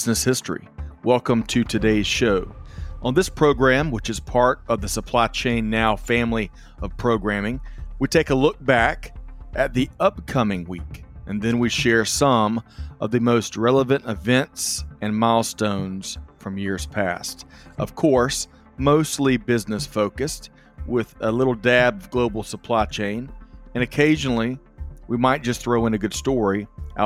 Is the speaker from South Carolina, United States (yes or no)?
yes; Aiken, South Carolina, United States; growing up in Aiken, South Carolina